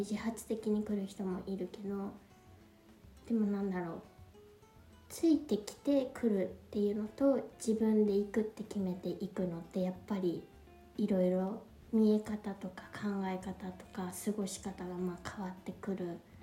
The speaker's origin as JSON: {"language": "Japanese", "country": "Japan", "tie": "born or raised there", "moved": "as an adult", "lives_now": "Paris, France", "said": "育ちは日本なんですけど"}